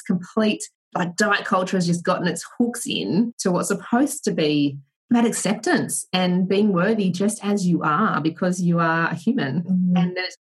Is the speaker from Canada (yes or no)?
no; Australia; growing up in Australia and having my parents, like, I'm one of five kids